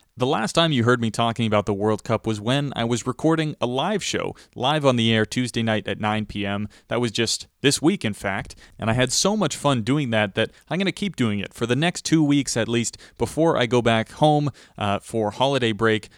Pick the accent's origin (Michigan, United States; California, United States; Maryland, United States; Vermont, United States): Vermont, United States; I'm from Vermont, which borders Massachusetts